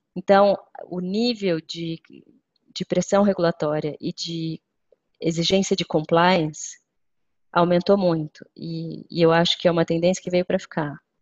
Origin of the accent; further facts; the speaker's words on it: Brazil; moved away; o Brasil, que é enfim, o país é, de onde eu venho